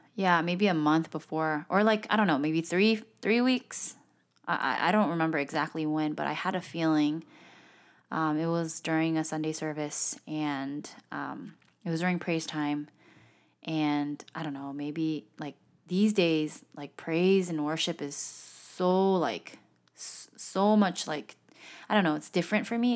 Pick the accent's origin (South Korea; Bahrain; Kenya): South Korea; I'm from Korea